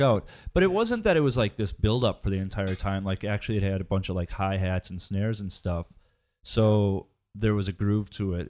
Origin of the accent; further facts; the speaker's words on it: Midwest, United States; I'm from the Midwest